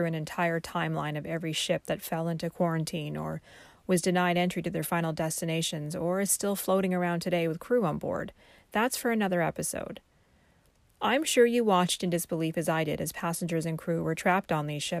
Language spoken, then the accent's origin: English; Vancouver, British Columbia, Canada; moved away; my hometown